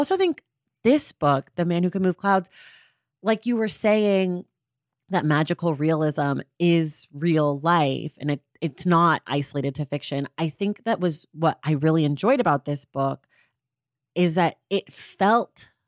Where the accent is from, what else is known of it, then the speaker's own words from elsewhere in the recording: United States; I mean, I'm an American, so I'm capable of making everything about me